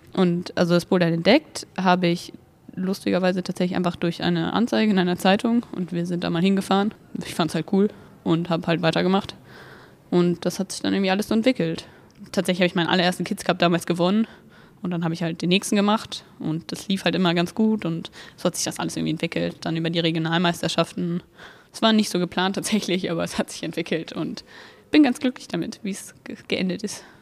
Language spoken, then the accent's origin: German; Wolfsburg, Lower Saxony, Germany; ich bin 17 und ich komme aus Wolfsburg